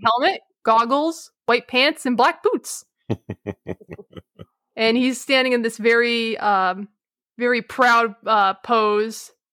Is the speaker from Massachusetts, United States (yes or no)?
yes; Massachusetts, United States; I'm from Massachusetts